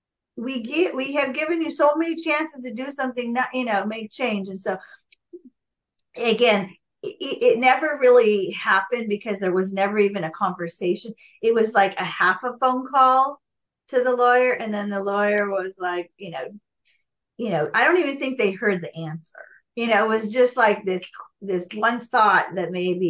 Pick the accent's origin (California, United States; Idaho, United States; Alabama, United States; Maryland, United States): California, United States; Los Angeles; now in Goleta, United States; growing up in the Valley. I was an 80s Valley girl